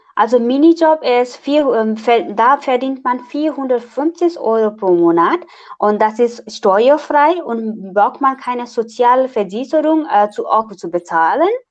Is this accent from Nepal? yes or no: yes; Nepal; German is a second language; now in Braunschweig, Germany; ich komme aus Nepal und studiere Erziehungswissenschaften an der TU Braunschweig